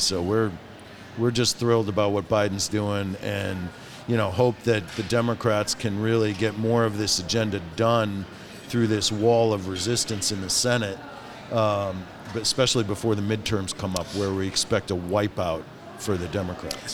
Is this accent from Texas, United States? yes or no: no; Detroit, Michigan, United States; I grew up in Detroit, right downtown, four blocks from Motown